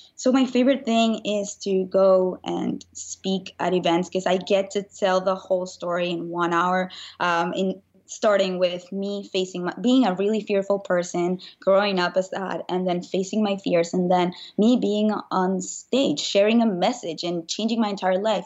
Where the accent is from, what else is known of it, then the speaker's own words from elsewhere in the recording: Venezuela; moved away as an adult; now in United States; I grew up in Venezuela, and when I was nineteen